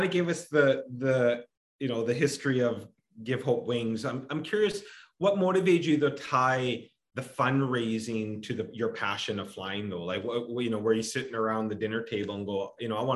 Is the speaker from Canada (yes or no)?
yes; Kamloops, British Columbia, Canada; I was born and raised in Kamloops